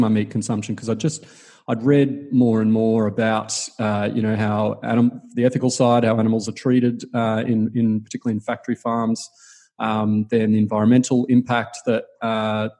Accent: Queensland, Australia; I grew up in Queensland, eating a lot of meat as Queenslanders

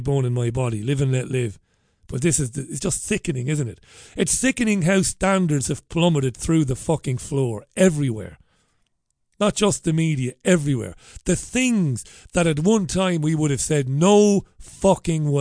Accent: Ireland; now in United Kingdom; I'm an immigrant. I am. I'm an Irishman. Proud Irishman. I'm Irish to my bone marrow.

